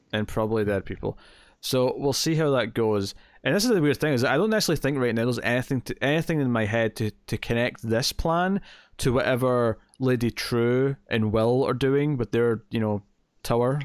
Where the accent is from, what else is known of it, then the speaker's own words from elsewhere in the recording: Scotland, United Kingdom; We're proud to be Scottish